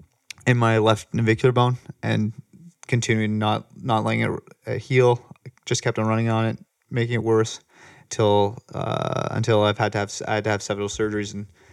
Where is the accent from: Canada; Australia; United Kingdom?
Canada; Toronto, Ontario; also born or lived in Ottawa / Michigan; I'm from Toronto originally.